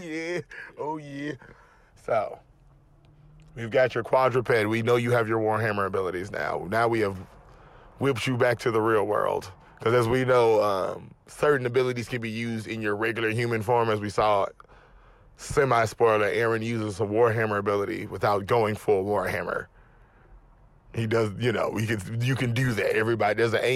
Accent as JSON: {"language": "English", "country": "United States", "said": "I'm American."}